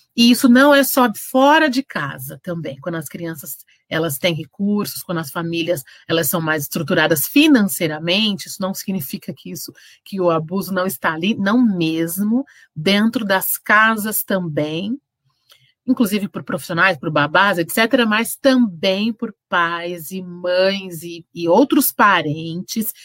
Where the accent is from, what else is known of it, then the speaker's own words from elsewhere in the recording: Santos, São Paulo, Brazil; now in São Bernardo do Campo, Brazil; Eu sou, nasci em Santos, sou de Santos e amo